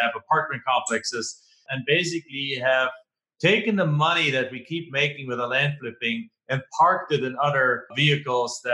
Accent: Germany; English is a second language; moved away as an adult; now in United States; I'm not originally from here. Right? I'm originally from Germany, live in the United States now for 20 something years.

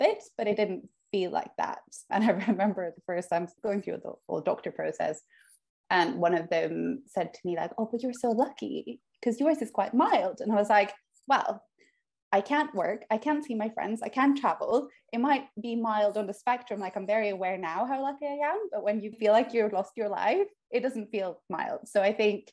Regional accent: Oslo, Norway; moved away; also born or lived in United Kingdom; I'm from Oslo, Norway. And I lived in the UK for 12 years, and now I'm moved back to Oslo

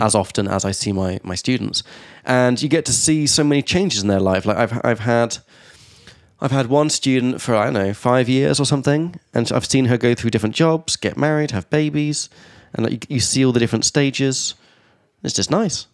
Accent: England, United Kingdom; now in Prague, Czechia; from England

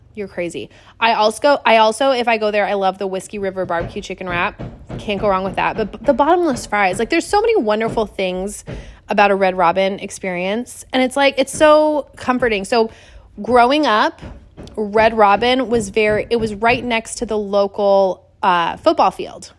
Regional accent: Washington, United States; also born or lived in Seattle, Washington; now in Wilmington, North Carolina, United States; growing up in Washington, Azteca Mexican food was it

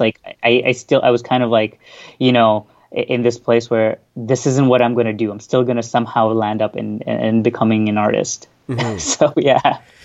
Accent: Toronto, Ontario, Canada; also born or lived in Bahrain; I'm from Toronto, Canada.

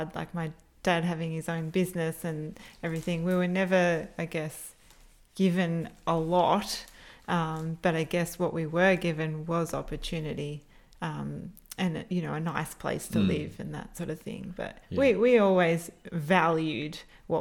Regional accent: Jervis Bay, New South Wales, Australia; moved away as an adult; also born or lived in Camden, Sydney / Coogee, Sydney; So I grew up in Jervis Bay, New South Wales, on the south coast.

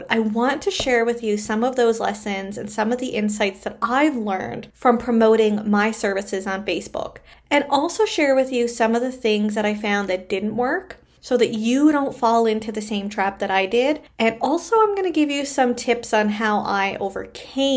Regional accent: Canada; I am a Canadian social worker

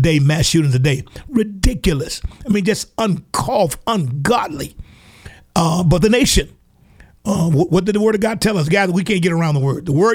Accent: Alabama, United States; down here in my home state here in Alabama

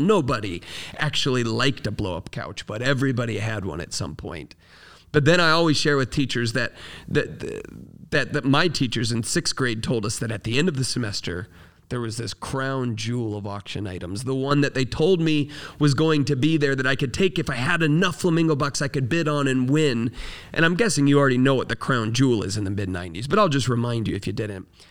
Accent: Florida, United States; I grew up in Florida.

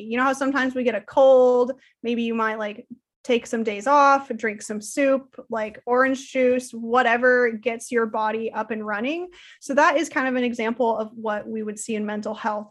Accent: Salem, Oregon, United States; also born or lived in Portland, Oregon; I was born and raised in Salem, Oregon

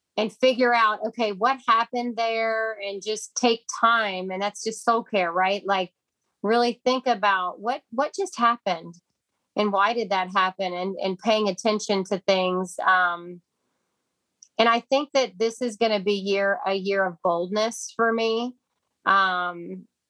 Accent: Kentucky, United States; now in Texas, United States; I'm from Kentucky, and we call them soup beans

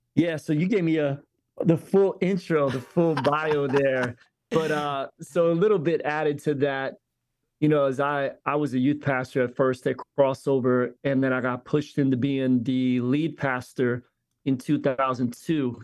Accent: Philadelphia, Pennsylvania, United States; now in Tampa, United States; I grew up in Philly, yes, in a diverse environment

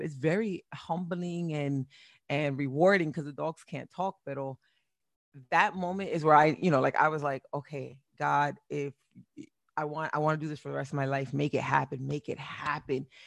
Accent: Perth Amboy, New Jersey, United States; moved away; also born or lived in Boston, Massachusetts / Florida; I was born in Boston, raised in Perth Amboy, New Jersey

